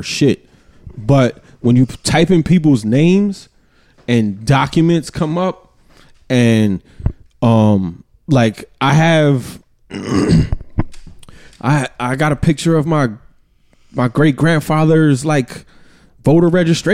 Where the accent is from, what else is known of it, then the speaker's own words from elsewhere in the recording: United States; I'm from America. I identify as a black man